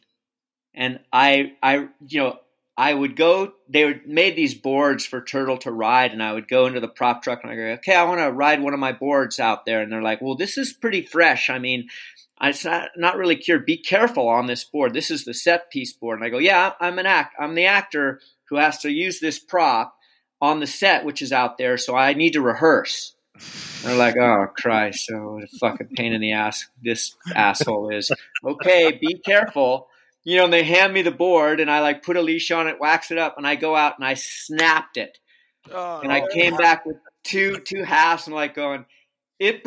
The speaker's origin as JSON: {"language": "English", "town": "Palos Verdes", "region": "California", "country": "United States", "tie": "born or raised there", "said": "I grew up in Palos Verdes"}